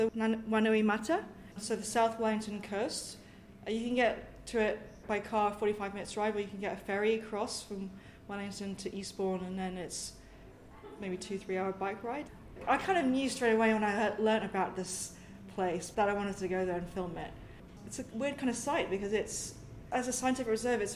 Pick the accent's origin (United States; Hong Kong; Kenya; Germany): Hong Kong; Sai Kung; also born or lived in United Kingdom; specifically in Hong Kong, my hometown, Sai Kung, it's a fishing village